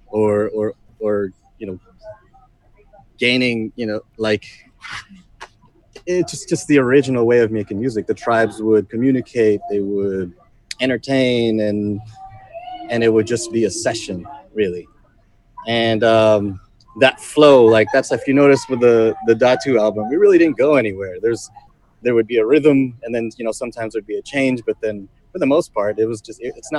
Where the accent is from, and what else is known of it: Los Angeles, California, United States; born or raised there; moved away as an adult; now in Philippines